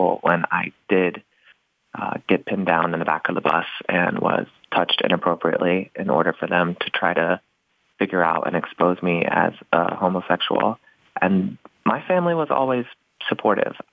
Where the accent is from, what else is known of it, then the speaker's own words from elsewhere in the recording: Knoxville, Tennessee, United States; now in Los Angeles, United States; I grew up in the Knoxville, Tennessee area, so stronghold of the Bible